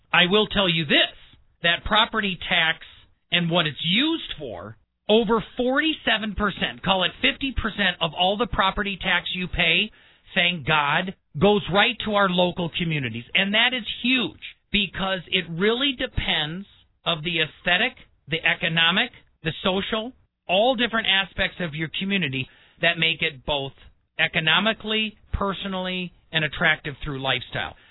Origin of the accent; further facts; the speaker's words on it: Wisconsin, United States; I grew up in Wisconsin and I went to school in La Crosse, Wisconsin